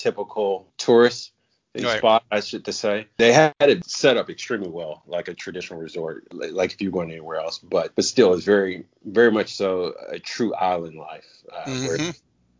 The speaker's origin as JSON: {"language": "English", "region": "Texas", "country": "United States", "said": "I'm from Texas"}